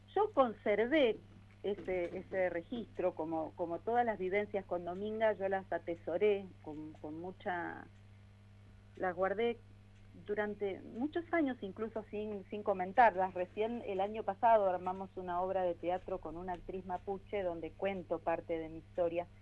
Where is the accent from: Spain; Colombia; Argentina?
Argentina; Patagonia; also born or lived in Paris / Denmark / Buenos Aires; now in Bariloche, Argentina; yo soy patagónica, este, nací en la Patagonia